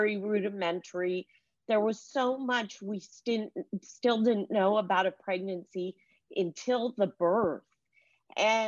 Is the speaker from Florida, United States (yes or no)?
no; California, United States; I was Jewish from California, vegetarian